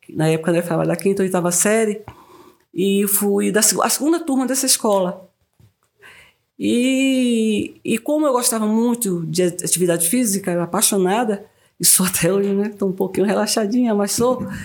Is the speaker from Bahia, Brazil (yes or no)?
yes; Quaraci, Bahia, Brazil; moved away as an adult; now in Vale do Capão, Brazil; Sou do sul da Bahia, de Quaraci